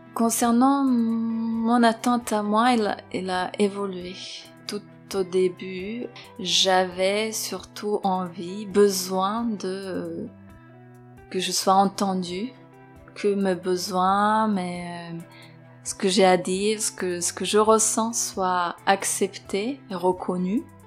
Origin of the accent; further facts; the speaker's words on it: Serbia; moved away as an adult; now in Paris, France; je suis née à l'étranger, en Serbie, et je suis arrivée en France à 23 ans